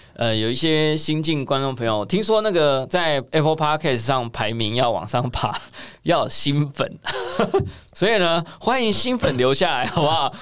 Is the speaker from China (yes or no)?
no; Taiwan; 我们台湾小民们